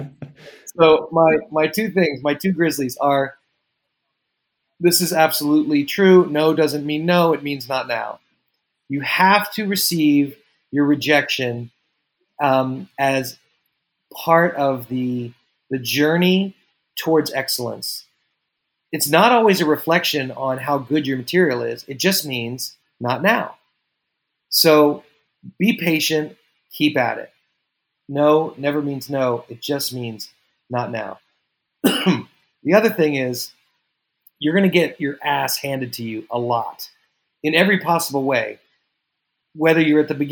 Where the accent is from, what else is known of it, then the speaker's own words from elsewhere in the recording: New York, United States; as a New Yorker